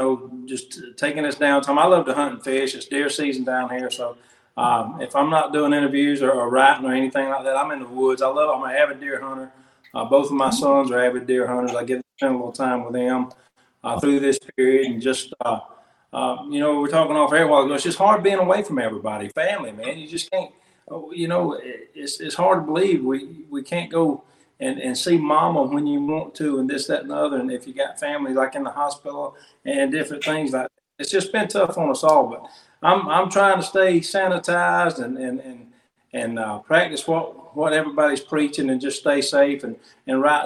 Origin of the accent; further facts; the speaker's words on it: Samson, Alabama, United States; my hometown, which is Sampson, Alabama